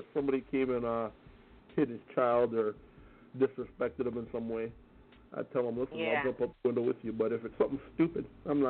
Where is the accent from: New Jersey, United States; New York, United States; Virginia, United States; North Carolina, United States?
New York, United States; Bronx; moved away; I'm originally from the Bronx by Glen Hill. Moved down here, and I've had more problems down here than I've ever had up there.